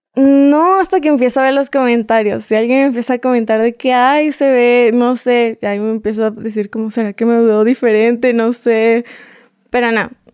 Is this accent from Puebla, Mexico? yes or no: yes; Puebla, Mexico; accent: mixed Mexican and Colombian; also born or lived in Bogotá, Colombia; Soy mexicana. De hecho, yo nací en Puebla en un pueblito